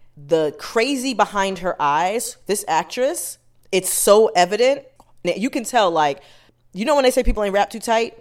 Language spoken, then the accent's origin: English; United States; parents are Jamaican, I was born here